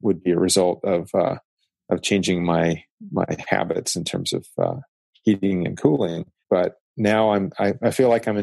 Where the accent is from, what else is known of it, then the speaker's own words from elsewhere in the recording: Tennessee, United States; now in San Diego, United States; I grew up in Tennessee where we had seasons.